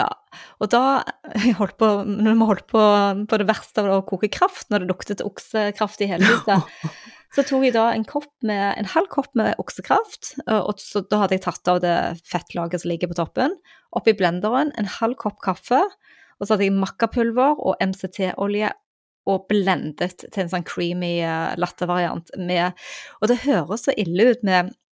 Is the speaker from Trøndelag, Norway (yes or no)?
no; Stavanger, Rogaland, Norway; hjembyen min